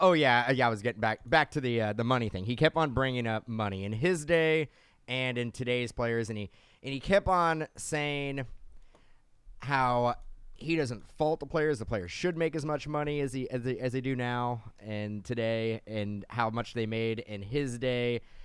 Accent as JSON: {"language": "English", "region": "California", "country": "United States", "said": "we're from California."}